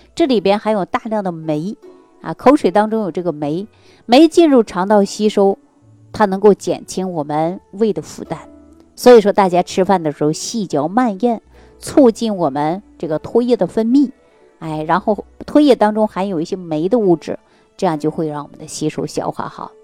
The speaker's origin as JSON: {"language": "Chinese", "region": "Northeast China", "country": "China", "tie": "born or raised there", "said": "尤其我们老家就是东北地区的人"}